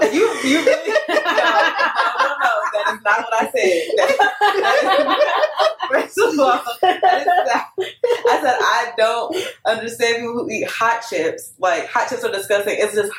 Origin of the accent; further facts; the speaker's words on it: North Carolina, United States; I'm from North Carolina